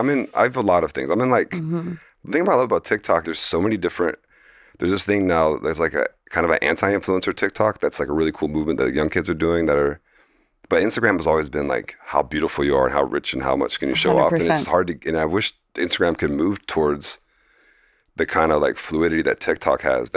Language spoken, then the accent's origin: English; Fort Lauderdale, Florida, United States; It's just like growing up in Fort Lauderdale, I was like very druggy and like, it was very, I was like in a very like low middle class area